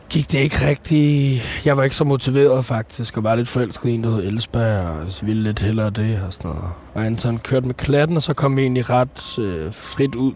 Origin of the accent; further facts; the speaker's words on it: Copenhagen, Capital Region of Denmark, Denmark; jeg er fra Nordvest